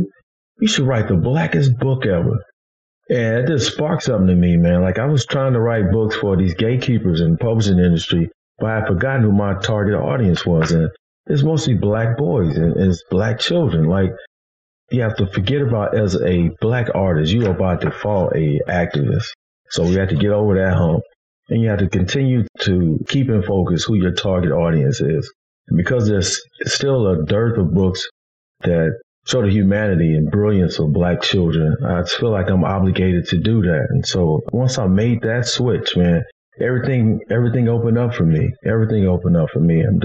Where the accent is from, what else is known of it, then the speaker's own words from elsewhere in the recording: Kansas City, Missouri, United States; I'm a Midwest boy, born and raised in Kansas City, Missouri.